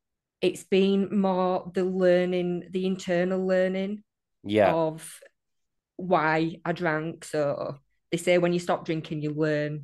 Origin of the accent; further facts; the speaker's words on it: England, United Kingdom; accent: northern; Oh dear. Yeah, I hate my accent.